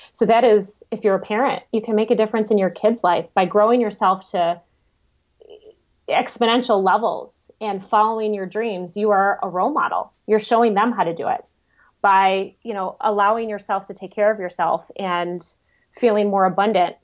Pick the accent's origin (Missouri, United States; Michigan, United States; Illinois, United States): Michigan, United States; I'm from Michigan